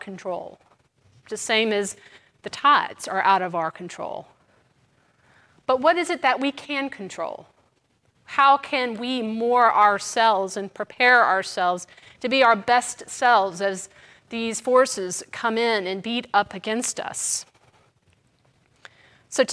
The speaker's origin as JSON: {"language": "English", "region": "Mississippi", "country": "United States", "moved": "yes", "lives_now": "New Orleans, United States", "said": "I'm from Mississippi"}